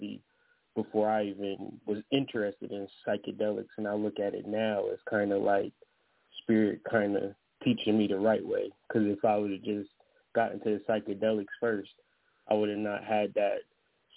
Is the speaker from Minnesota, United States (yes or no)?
no; Ohio, United States; moved away as an adult; now in Michigan, United States; I'm from Ohio, but now I'm in Michigan